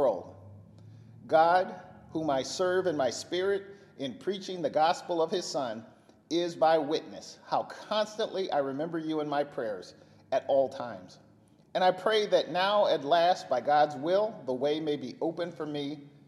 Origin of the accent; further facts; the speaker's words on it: Bakersfield, California, United States; my mom and growing up in Bakersfield